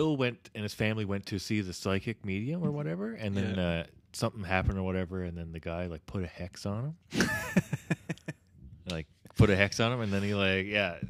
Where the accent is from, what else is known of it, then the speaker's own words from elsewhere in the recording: Canada; Canadian heritage